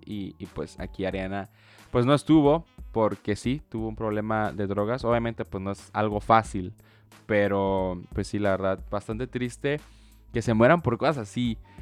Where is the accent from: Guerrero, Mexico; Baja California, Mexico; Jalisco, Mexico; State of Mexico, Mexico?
Baja California, Mexico; yo soy de Baja California